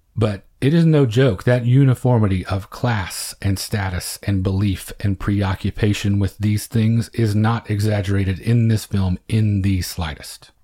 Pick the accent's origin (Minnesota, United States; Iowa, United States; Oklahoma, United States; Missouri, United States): Oklahoma, United States; small town; small town Oklahoma, over three decades later, things were not much different in terms of the diversity you encountered. We played against other schools our size in the area